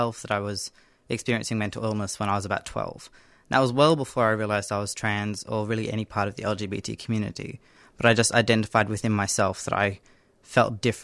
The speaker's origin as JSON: {"language": "English", "region": "Northern Territory", "country": "Australia", "tie": "born or raised there", "said": "I grew up in the Northern Territory"}